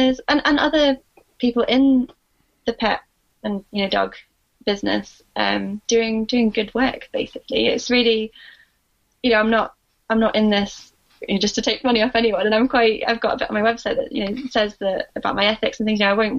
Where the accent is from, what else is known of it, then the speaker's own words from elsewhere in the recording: Scotland, United Kingdom; also born or lived in Sheffield; I always feel like a bit of a fraud because I don't have the accent, but I was born in Scotland and lived here most of my life. I only moved down to Sheffield in 2014.